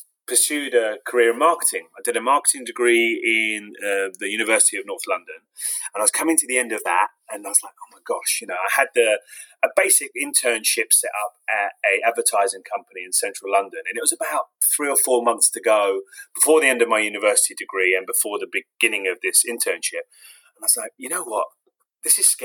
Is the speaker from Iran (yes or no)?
yes; Iran; I was born 76 in Iran